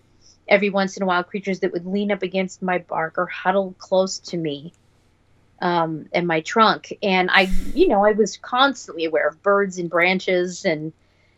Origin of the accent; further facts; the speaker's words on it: Los Angeles, California, United States; also born or lived in San Francisco; I was born and raised in Los Angeles